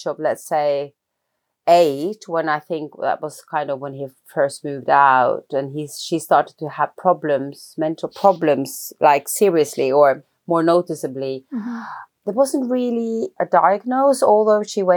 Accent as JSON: {"language": "English", "region": "Oslo", "country": "Norway", "tie": "born or raised there", "said": "So I grew up in Oslo, in Norway."}